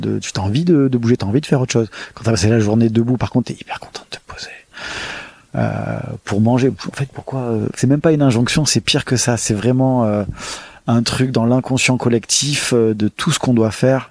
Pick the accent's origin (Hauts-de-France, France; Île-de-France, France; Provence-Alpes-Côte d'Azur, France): Provence-Alpes-Côte d'Azur, France; Marseille; also born or lived in Paris / Nantes / Berlin; je suis né euh, à Marseille euh, et j'ai grandi à Marseille jusqu'à mes 18 ans